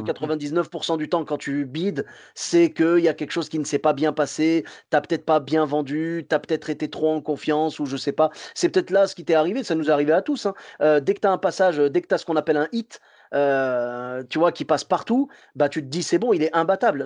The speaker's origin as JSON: {"language": "French", "town": "Clermont-Ferrand", "region": "Auvergne-Rhône-Alpes", "country": "France", "said": "je viens de Clermont-Ferrand"}